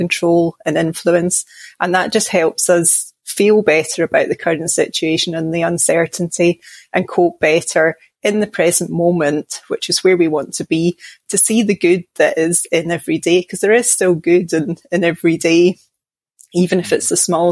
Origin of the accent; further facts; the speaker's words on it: Glasgow, Scotland, United Kingdom; now in Midlands, England; I'm from Glasgow in Scotland, but I live now down in the Midlands in England